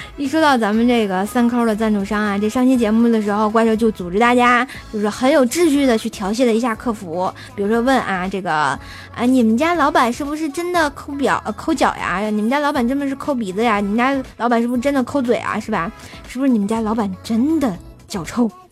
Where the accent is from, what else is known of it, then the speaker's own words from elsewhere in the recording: Tianjin, China; accent: Tianjin dialect; 我们天津话说得特别鲁